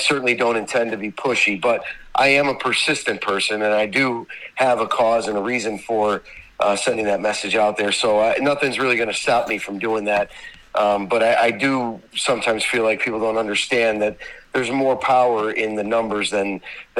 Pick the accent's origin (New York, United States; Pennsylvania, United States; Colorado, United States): Pennsylvania, United States; Scranton; also born or lived in Cleveland, Ohio; I was born in Cleveland, Ohio. You know, I lived in Cleveland until I was almost three, and then my family moved to Scranton, PA